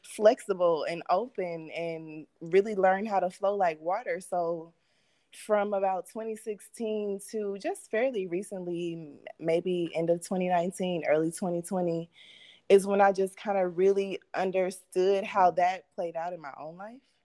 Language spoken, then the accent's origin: English; Mississippi, United States; now in Phoenix, United States; I grew up in Mississippi, so I'm a Southern Belle